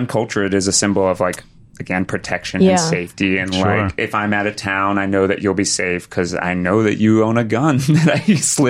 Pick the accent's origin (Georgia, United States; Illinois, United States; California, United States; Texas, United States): Texas, United States; now in Los Angeles, United States; I grew up in Texas.